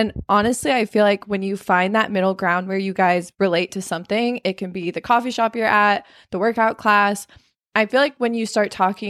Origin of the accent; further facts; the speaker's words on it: Arizona, United States; I live in Arizona, or I live in California. I'm from Arizona. I'm 23 and I'm a certified personal trainer.